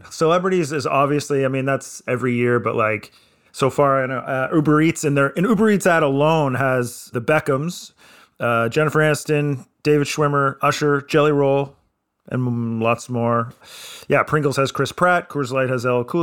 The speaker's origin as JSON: {"language": "English", "country": "Singapore", "said": "I'm Singaporean. No."}